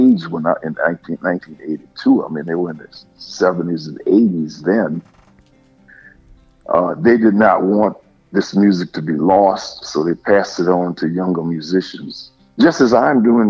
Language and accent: English; New Orleans, Louisiana, United States; I was born and raised in New Orleans